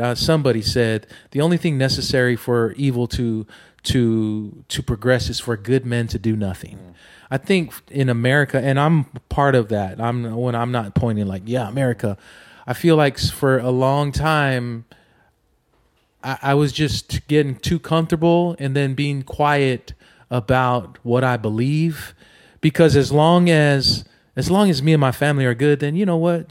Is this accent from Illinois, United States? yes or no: no; Oceanside, California, United States; when I was a kid, growing up in Oceanside, California